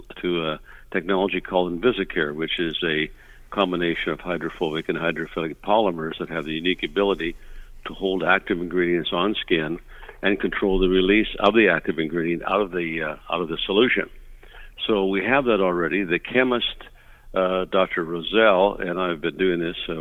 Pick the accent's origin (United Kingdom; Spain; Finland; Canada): Canada; Vancouver, British Columbia; now in Las Vegas, United States; I'm originally from the Vancouver area, but live in Las Vegas here